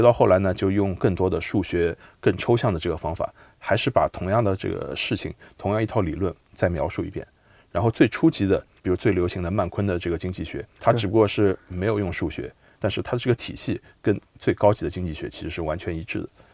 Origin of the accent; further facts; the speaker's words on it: Shanghai, China; 我出生在上海，生在上海，长在上海